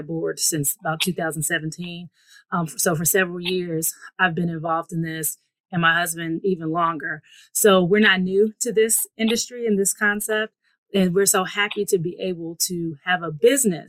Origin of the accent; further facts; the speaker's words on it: Cincinnati, Ohio, United States; also born or lived in Maryland; now in Virginia, United States; I'm originally from Cincinnati, Ohio.